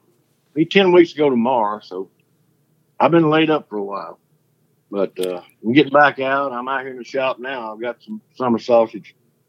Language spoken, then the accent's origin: English; Bastrop, Louisiana, United States; born there; I was born in Bastrop, Louisiana. Just across the line.